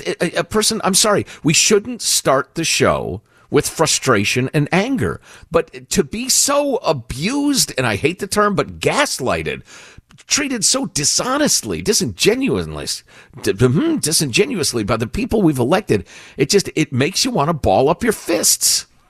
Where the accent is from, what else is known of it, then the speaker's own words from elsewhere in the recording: Chicago, Illinois, United States; moved away as an adult; now in California, United States; Judy and I, growing up in Chicagoland